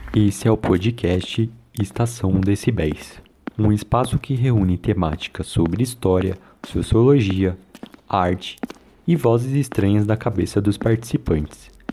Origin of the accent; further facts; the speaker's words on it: São Paulo, Brazil; eu sou de São Paulo.